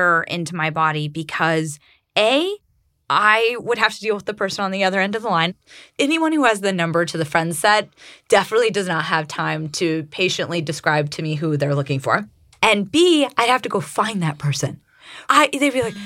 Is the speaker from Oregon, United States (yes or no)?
no; Santa Cruz, California, United States; I grew up in Santa Cruz, and there's not a whole lot going on in that sleepy little beach town.